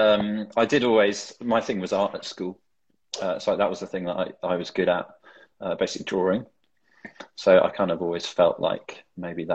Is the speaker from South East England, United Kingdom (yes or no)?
no; the Cotswolds, South West England, United Kingdom; now in London, United Kingdom; I grew up in the Cotswolds in a tiny little village in the middle of nowhere